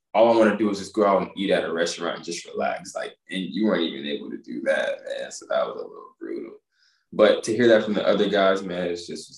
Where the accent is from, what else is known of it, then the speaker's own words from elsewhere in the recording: Harker Heights, Texas, United States; also born or lived in Denver / Huntsville, Texas; I grew up in Harker Heights, Texas